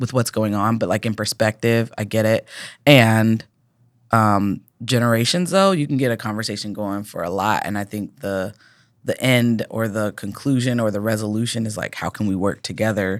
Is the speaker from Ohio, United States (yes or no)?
yes; Cincinnati, Ohio, United States; I'm from Cincinnati.